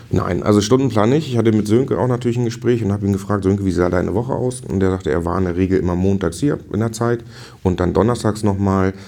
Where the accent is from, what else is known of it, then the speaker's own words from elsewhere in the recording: Stellewittenwoth, Schleswig-Holstein, Germany; ich komme aus Stellewittenwoth